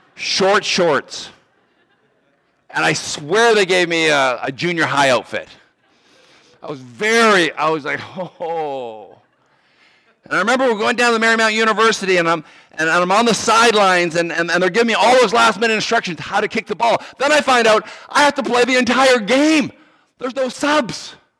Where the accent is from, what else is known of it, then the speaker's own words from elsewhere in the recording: Canada; moved away as an adult; also born or lived in Virginia / Maryland; I grew up in Canada and I played hockey